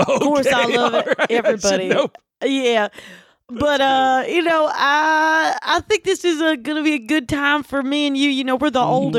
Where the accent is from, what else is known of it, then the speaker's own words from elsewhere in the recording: Butcher Holler, Kentucky, United States; And we're, you know, we grew up in Kentucky. Actually, Butcher Holler, which is where, of course, … is from.